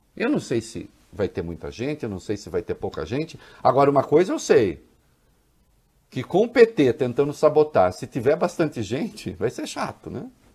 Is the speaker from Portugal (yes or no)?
no; Brazil; eu sou caipira, eu sou do interior.